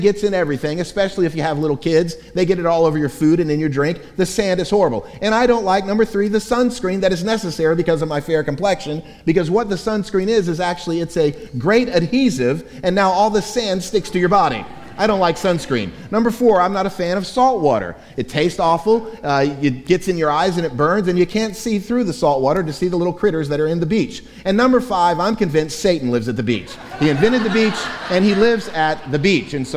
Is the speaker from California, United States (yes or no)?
no; Florida, United States; now in Chattanooga, United States; growing up in the state of Florida and now having lived in Chattanooga, Tennessee for a quarter of a century